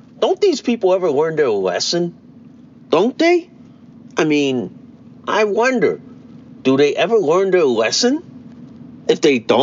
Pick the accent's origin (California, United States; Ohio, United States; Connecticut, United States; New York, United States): Connecticut, United States; my home state